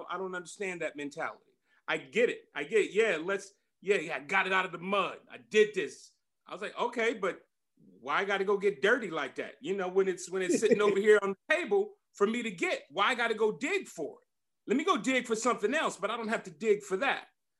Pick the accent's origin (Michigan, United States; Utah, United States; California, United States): California, United States; Compton; growing up in Compton with my parents, because we were living paycheck to paycheck.